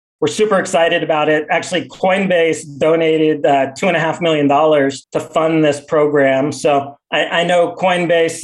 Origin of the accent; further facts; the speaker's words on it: San Diego, California, United States; moved away as an adult; now in El Salvador; my hometown of San Diego